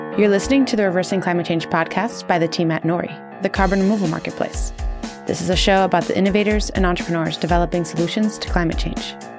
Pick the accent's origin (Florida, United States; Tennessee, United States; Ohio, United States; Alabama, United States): Florida, United States; Miami; I'm from Miami